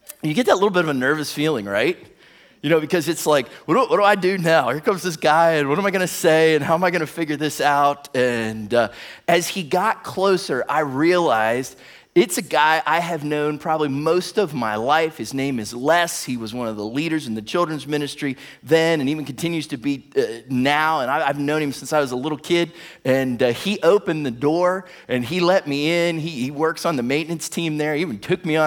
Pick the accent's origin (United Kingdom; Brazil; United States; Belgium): United States; Warren, Ohio; now in Toledo, United States; my hometown, Warren, Ohio